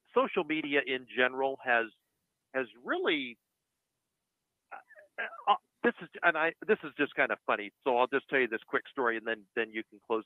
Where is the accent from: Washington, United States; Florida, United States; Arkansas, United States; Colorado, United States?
Washington, United States; I am from Washington State and I live nowhere near the dump of Seattle